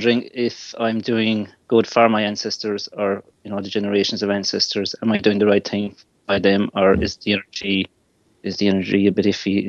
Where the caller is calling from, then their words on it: Ireland; I'm calling from Ireland.